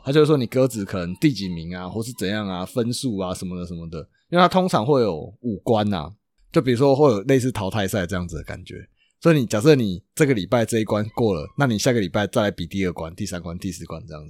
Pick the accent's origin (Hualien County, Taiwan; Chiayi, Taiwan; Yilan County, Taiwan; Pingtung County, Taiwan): Chiayi, Taiwan; 我们是嘉义的嘛，那可能会有高雄，可能会有台北的